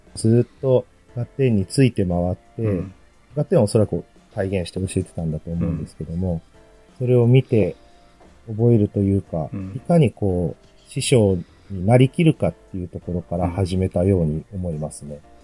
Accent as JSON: {"language": "Japanese", "region": "Tokushima", "country": "Japan", "tie": "born or raised there", "moved": "as an adult", "lives_now": "Hokkaido, Japan", "said": "生まれ自体は徳島県なんですよね。温暖で、こっちに比べると常夏のような場所で生まれ育った"}